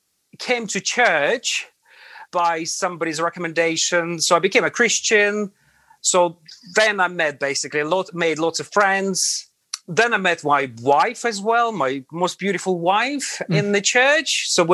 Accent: Latvia; English is a second language; moved away as an adult; now in London, United Kingdom; I was born in Latvia. And so I went to school, I went to college, then I went to army, military service. And after military service, I worked for about 2.5-3 years in Latvia.

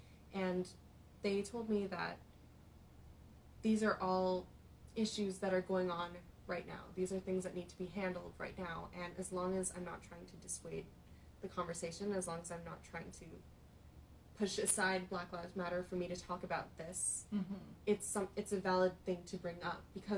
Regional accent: Philippines; I've experienced so many guys who are just attracted to me because I'm Filipino

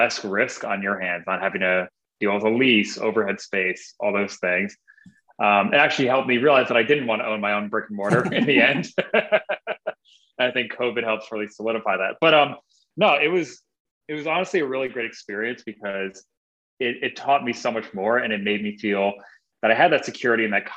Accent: Northern New Jersey, United States; moved away as an adult; now in Portland, United States; I was born and raised in Northern New Jersey, 5 minutes from Manhattan, New York

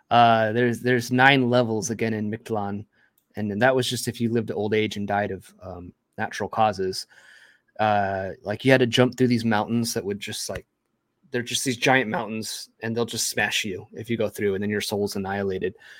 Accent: United States; being an American-born, um, Latino a Hispanic individual

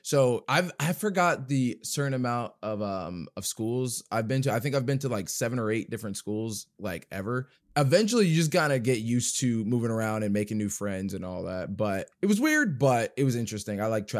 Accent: Jersey City, New Jersey, United States; born there; also born or lived in California / Georgia; now in Dayton, United States; Well, I was born in Jersey City, New Jersey, but I bounced around different states. I've lived in California. I lived in Georgia. I went back to New Jersey, but now I live in Dayton, Ohio

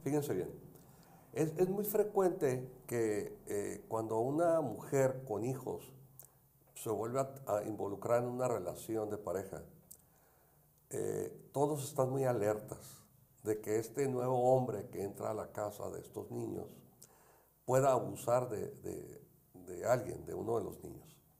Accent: Tijuana, Baja California, Mexico; yo soy de Tijuana

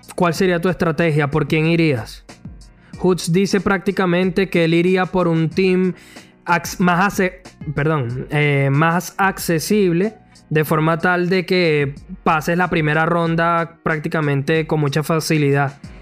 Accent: Venezuela; nosotros somos venezolanos

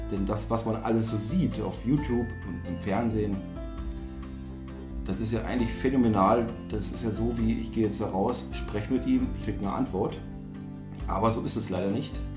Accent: Saxony-Anhalt, Germany; wir kommen aus den Kreis Salzwedel, würde ich jetzt mal so behaupten.

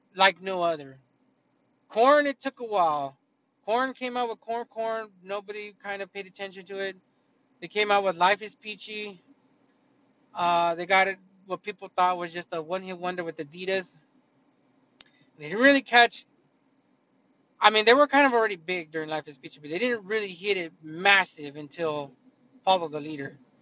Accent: California, United States; I didn't grow up in Iowa. I grew up in California

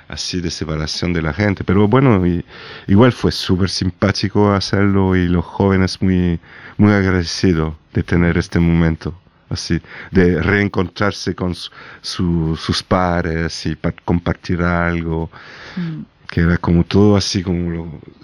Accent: Nîmes, Occitania, France; born or raised there; Spanish is a second language

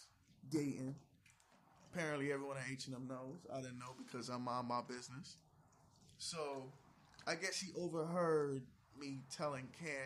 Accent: St. Kitts & Nevis; I'm from St. Kitts and Nevis.

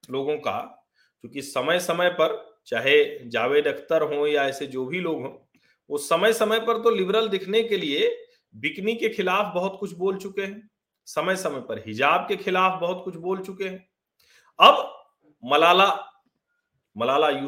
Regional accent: Uttar Pradesh, India; जो अवध से वहां भी घूंघट होता है

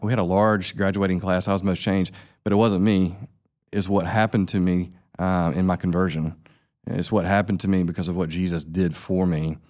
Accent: Sylvester, Georgia, United States; now in Albany, United States; I grew up right down the road from here. We're in Tifton, Georgia. I grew up in Sylvester, Georgia

